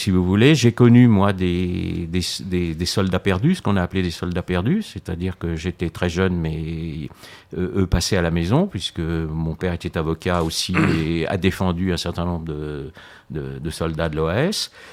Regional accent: France; je suis né en France

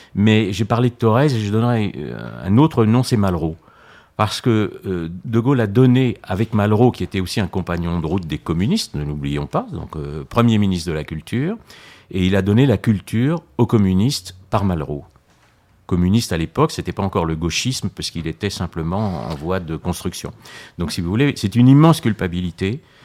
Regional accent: France; je suis né en France

